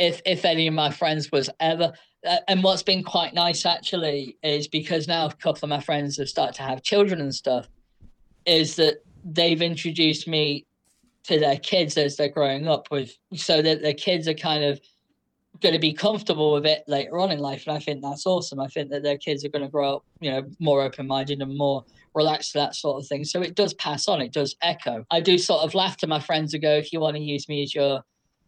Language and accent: English; United Kingdom; I am British